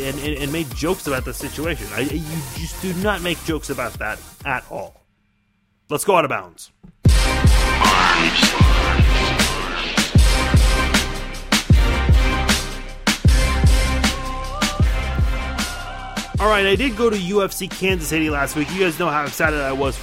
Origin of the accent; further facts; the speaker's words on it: Iran; now in United States; I'm from Iran. My parents and my brother and I are the only ones who are in the United States out of everyone else in our family.